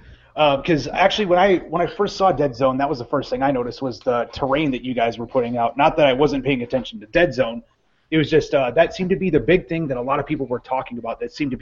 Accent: Midwest, United States; I'm from the Midwest.

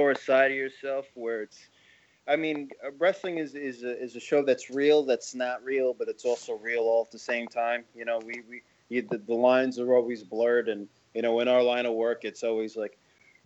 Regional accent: New York, United States; I'm from New York. I was born and raised here

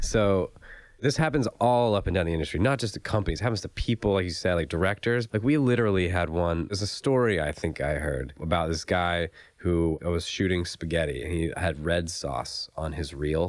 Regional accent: Raleigh, North Carolina, United States; now in Los Angeles, United States; I'm from Raleigh, North Carolina.

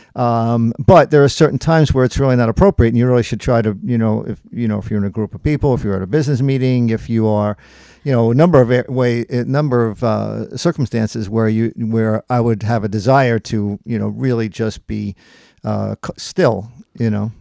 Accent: Long Island, New York, United States; now in Gettysburg, United States; I was born and raised on Long Island, New York, and we have been living in Gettysburg for, uh, since nineteen eighty-seven

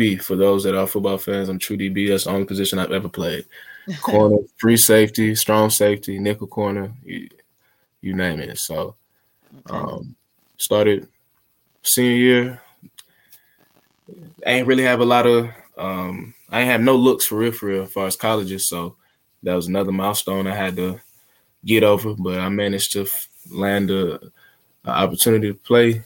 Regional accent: Smyrna, Georgia, United States; specifically, I'm from Smyrna, Georgia

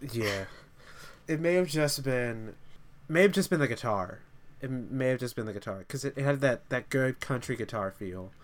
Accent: Texas, United States; three of us grew up in Texas.

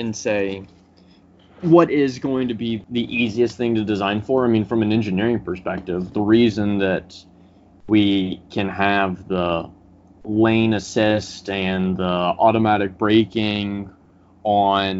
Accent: Tennessee, United States; moved away; I'm from Tennessee originally, and we have a lot of rural backcountry roads

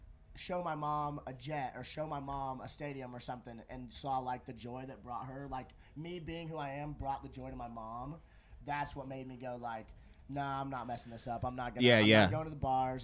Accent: Southern Illinois, United States; we're actually from Southern Illinois

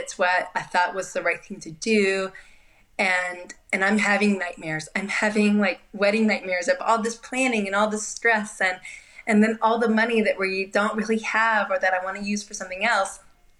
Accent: Spain; also born or lived in Portugal / Japan / Peru; I grew up in Spain. I lived some time in Portugal. As a baby, I lived in Japan.

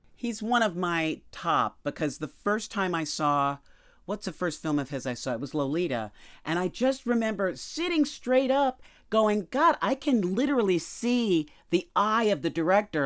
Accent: New York City, New York, United States; moved away as an adult; also born or lived in Manhattan / Los Angeles; I grew up in Queens.

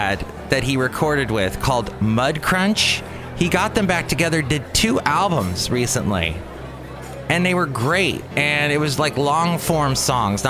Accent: Los Angeles, California, United States; also born or lived in Ventura, California / Oxnard, California; where I grew up in the San Fernando Valley

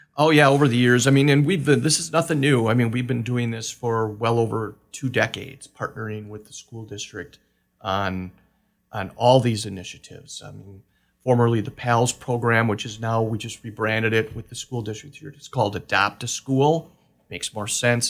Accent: Manitowoc, Wisconsin, United States; moved away as an adult; now in Oshkosh, United States; I'm originally from Manitowoc

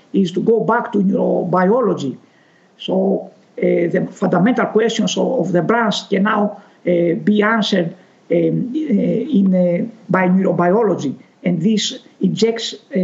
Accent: Greece; I'm originated from Greece

